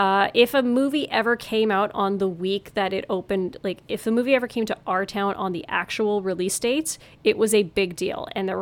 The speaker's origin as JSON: {"language": "English", "town": "Kapuskasing", "region": "Ontario", "country": "Canada", "tie": "born or raised there", "said": "my hometown, by the way, I'm realizing I'm talking so much about this, Kapuskasing, Ontario."}